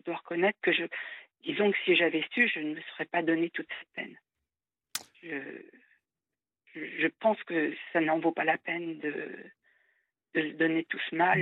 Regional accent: France; en tant que Française

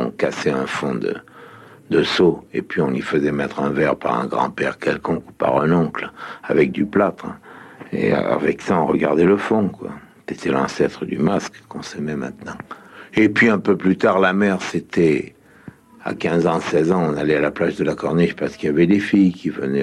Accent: Sète, Occitania, France; moved away as an adult; j'ai quitté Sète depuis 32 ans

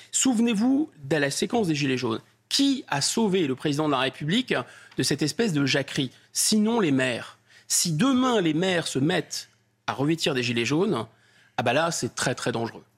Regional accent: France; je suis français

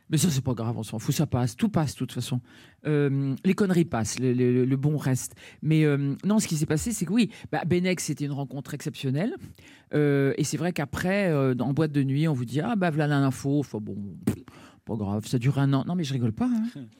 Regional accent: Dakar, Senegal; Tout, ah oui, je suis né au, Sénégal, à Dakar, et c'était pour moi très important, je crois.

